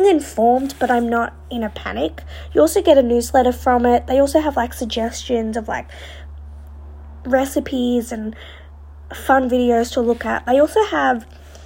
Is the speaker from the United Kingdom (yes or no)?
no; Australia; being an Australian